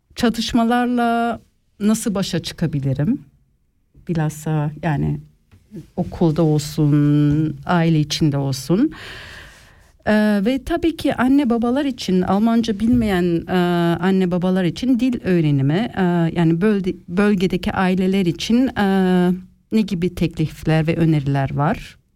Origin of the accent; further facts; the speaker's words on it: Switzerland; also born or lived in Ticino, Switzerland; Ben burada doğdum.